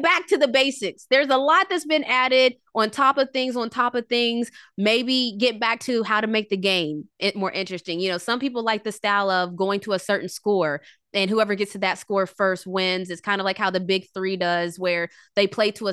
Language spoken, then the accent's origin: English; West Virginia, United States; now in Atlanta, United States; I'm from West Virginia, 304 to 404